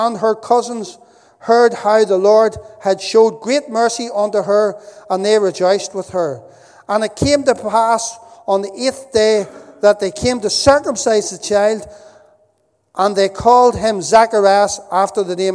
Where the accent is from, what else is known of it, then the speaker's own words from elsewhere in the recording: Northern Ireland, United Kingdom; moved away; also born or lived in Dundalk; I was growing up in Northern Ireland